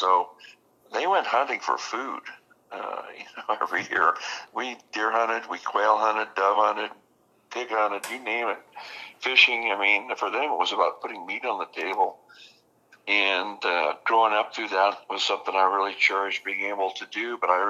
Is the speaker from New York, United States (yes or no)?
no; Las Vegas, Nevada, United States; Well, you know, I grew up in Vegas, born and raised there, and we lived out in the country. We lived on a dairy farm, actually.